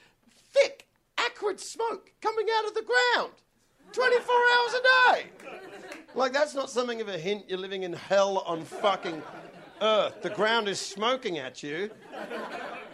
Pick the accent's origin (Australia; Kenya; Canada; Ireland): Australia; I'm Australian